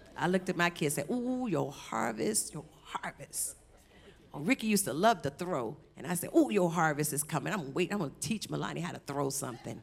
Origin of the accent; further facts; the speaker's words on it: Savannah, Georgia, United States; moved away as an adult; also born or lived in California; I'm from Savannah